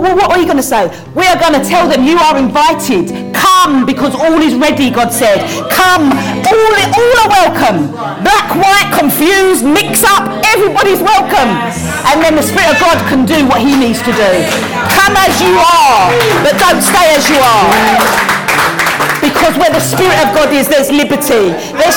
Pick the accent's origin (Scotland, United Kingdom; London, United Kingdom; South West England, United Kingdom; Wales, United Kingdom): London, United Kingdom; accent: Cockney; my accent, oh, it's a bit of a Cockney accent